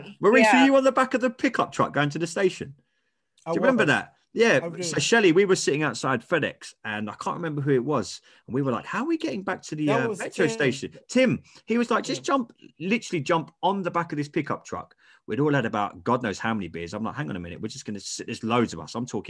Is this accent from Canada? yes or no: no; England, United Kingdom; as an English guy